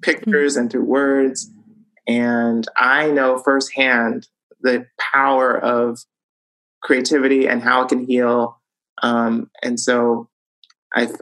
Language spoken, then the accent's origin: English; Los Angeles, California, United States; we all lived in this really teeny tiny one bedroom